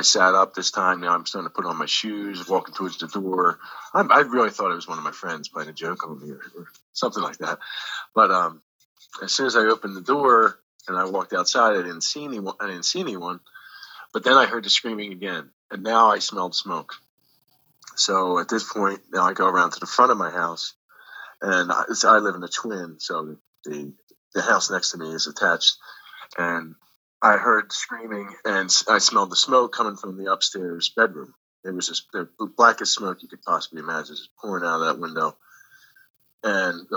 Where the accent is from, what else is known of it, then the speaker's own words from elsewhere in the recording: Philadelphia, Pennsylvania, United States; now in New Jersey, United States; originally from Northeast Philadelphia, but I moved to New Jersey in 1993